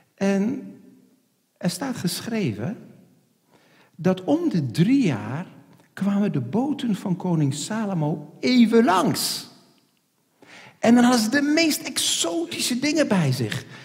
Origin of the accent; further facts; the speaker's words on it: Netherlands; Ik zeg, nee, ik ben geen Duitser. Ik ben een Hollander